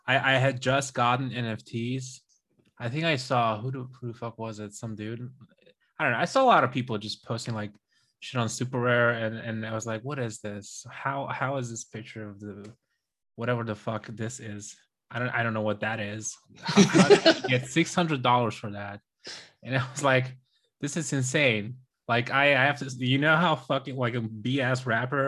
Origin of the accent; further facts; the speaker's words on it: Romania; moved away as an adult; now in Germany; I'm from Romania, you know, so it's pretty chill over there